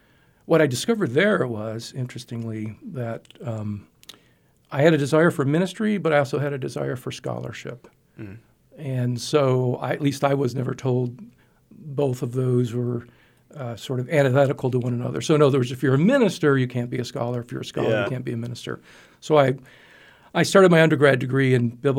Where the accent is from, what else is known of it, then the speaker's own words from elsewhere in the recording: Niagara Falls, New York, United States; moved away as an adult; now in Abilene, United States; Originally, I grew up in Niagara Falls, New York